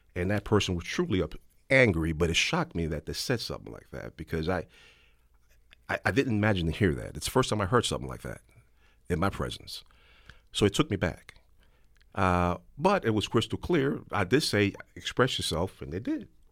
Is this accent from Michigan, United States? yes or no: no; New York City, New York, United States; when I was growing up in the South Bronx